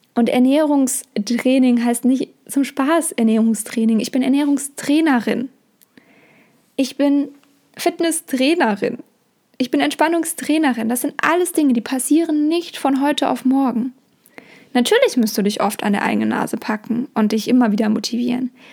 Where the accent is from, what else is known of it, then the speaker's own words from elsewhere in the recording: Germany; bei uns in Deutschland